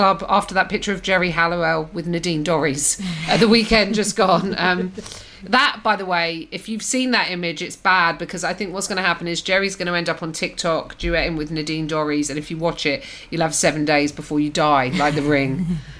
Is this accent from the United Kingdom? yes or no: yes; United Kingdom; I'm British